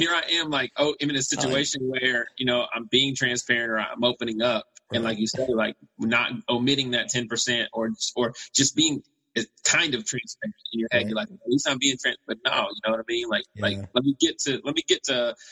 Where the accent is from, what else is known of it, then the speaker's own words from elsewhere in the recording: Knoxville, Tennessee, United States; moved away as an adult; also born or lived in Overland Park, Kansas / Kansas City; I moved from Knoxville, Tennessee out to Overland Park, Kansas to go to Kansas Christian College.